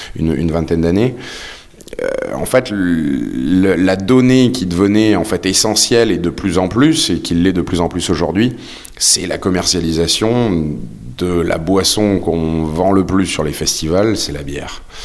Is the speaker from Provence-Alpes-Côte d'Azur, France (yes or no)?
yes; Toulon, Provence-Alpes-Côte d'Azur, France